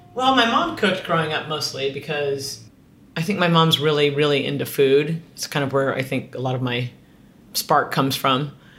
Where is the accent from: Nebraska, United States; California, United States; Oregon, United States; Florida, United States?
California, United States; Southern; moved away; also born or lived in San Francisco; I grew up in Southern California